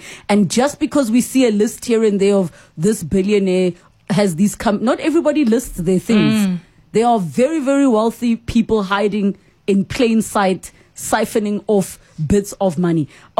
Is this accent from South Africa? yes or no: yes; South Africa; I think there is a lot to learn as the South African public.